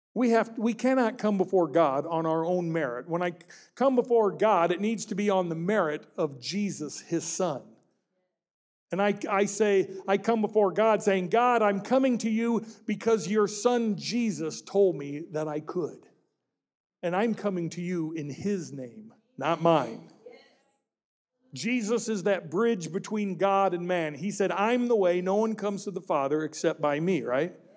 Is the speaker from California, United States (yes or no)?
no; Peoria, Illinois, United States; my hometown of Peoria, Illinois